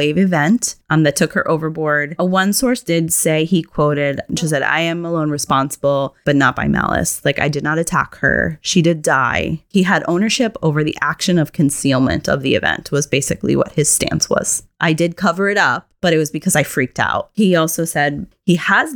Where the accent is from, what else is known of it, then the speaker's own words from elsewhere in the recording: Massachusetts, United States; I'm from Massachusetts